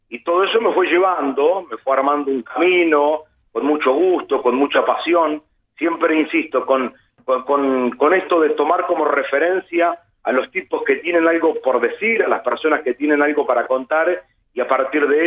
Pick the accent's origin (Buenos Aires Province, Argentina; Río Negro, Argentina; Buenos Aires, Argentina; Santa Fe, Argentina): Santa Fe, Argentina; Bombal; Sí, quizás un poquito menos también, mm. a unos 80 kilómetros de Rosario. Es un pueblo que tiene, a ver, como referencia mediática, mucho más a lo porteño